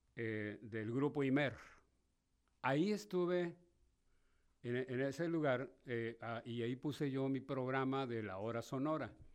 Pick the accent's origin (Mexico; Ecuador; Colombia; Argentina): Mexico; somos los mexicanos